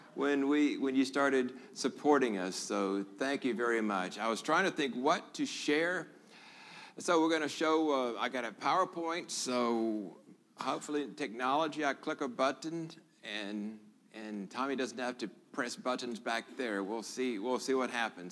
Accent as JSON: {"language": "English", "town": "Memphis", "region": "Tennessee", "country": "United States", "tie": "born or raised there", "also_born_or_lived": "Hong Kong / Singapore / Guam / Florida", "moved": "as an adult", "lives_now": "Lakeland, Tennessee, United States", "said": "I was born here in Memphis"}